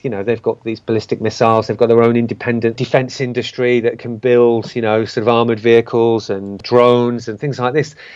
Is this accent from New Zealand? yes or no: no; United Kingdom; a British citizen